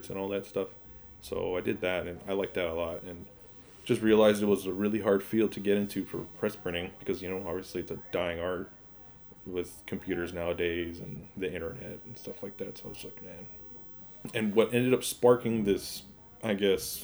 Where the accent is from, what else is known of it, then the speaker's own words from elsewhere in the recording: Pasadena, California, United States; also born or lived in Pomona / Highland Park; Not born, but raised in Pasadena